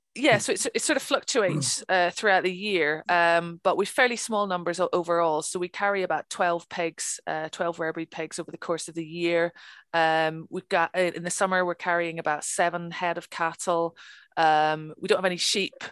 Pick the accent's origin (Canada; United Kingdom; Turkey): United Kingdom; Northern Ireland; moved away as an adult; also born or lived in Birmingham, England; now in Scotland, United Kingdom; I grew up in Northern Ireland, um, and uh, I left when I was uh, 19 to go to university, and I studied archaeology um, in Birmingham